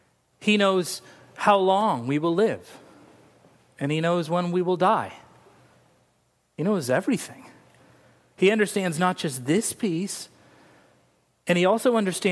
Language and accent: English; Laguna Beach, California, United States; born there; I was born in Laguna Beach, California. Laguna Beach.